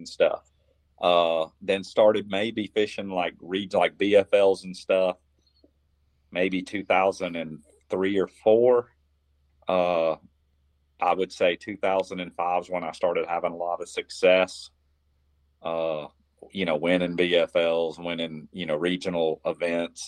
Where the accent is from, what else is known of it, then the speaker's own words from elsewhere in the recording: Florida, United States; here in my home state of Florida